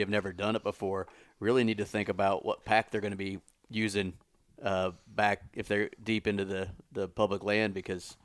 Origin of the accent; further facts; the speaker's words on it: Missouri, United States; my home state